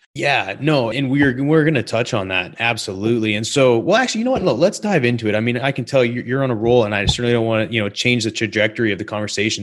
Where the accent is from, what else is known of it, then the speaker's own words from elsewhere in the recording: British Columbia, Canada; I grew up in British Columbia. in the mountains